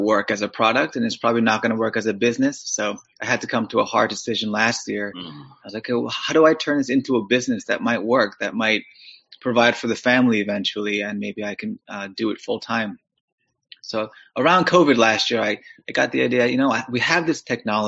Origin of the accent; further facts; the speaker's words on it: New York City, New York, United States; moved away as an adult; also born or lived in Kew Gardens, Queens; now in Pittsburgh, United States; I'm from New York City originally too